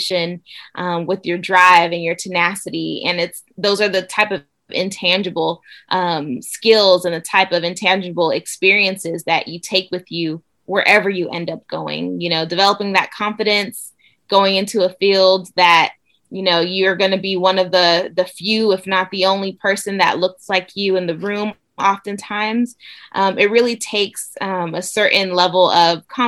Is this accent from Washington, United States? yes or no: no; California, United States; moved away as an adult; also born or lived in Nigeria / Alabama; I'm originally from Nigeria. I grew up in California